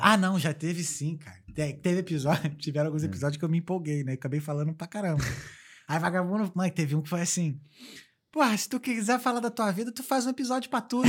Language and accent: Portuguese; Brazil; moved away; eu sou brasileiro